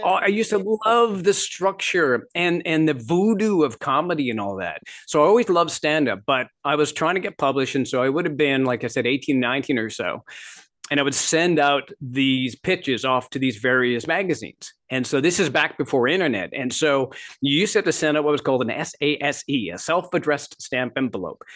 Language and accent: English; Midwest, United States; also born or lived in Canada; I grew up in Canada and I grew, uh, ended up, uh, for the most part, my formative years, my teenage years and that sort of thing in the Midwest.